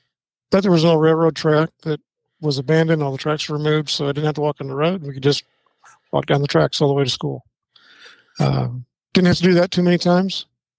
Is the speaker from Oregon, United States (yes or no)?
yes; Vernonia, Oregon, United States; moved away as an adult; also born or lived in Portland, Oregon / Arkansas; I was born in Portland, Oregon. Oh, wow. Okay. Yeah, and grew up in Vernonia. For those of you that may not know where that is, it's between, let's say, between Portland and Astoria.